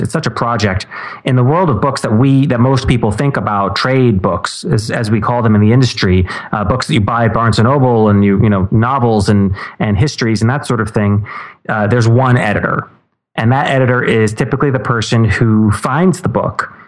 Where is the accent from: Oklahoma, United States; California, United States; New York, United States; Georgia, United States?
New York, United States; New York City; I'm from right here in New York City. Grew up here